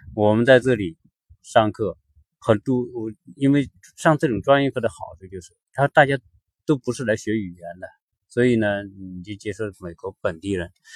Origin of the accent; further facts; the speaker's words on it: China; 我们中国人